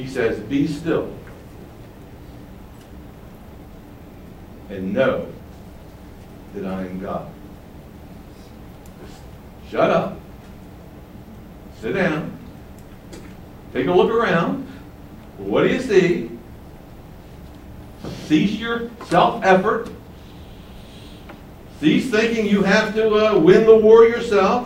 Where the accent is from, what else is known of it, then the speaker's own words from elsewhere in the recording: Baltimore, Maryland, United States; I'm from Baltimore, Maryland, where the Star Spangled Banner was written